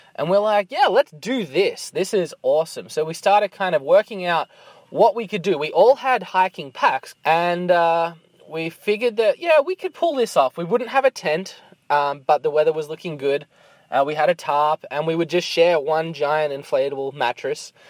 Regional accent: Australia; now in Canada; I'm from Australia

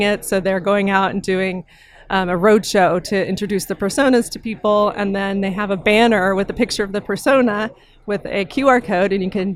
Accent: Austin, Texas, United States; It's my hometown

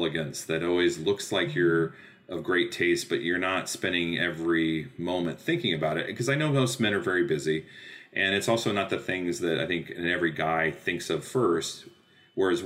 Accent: United States; I'm an American designer

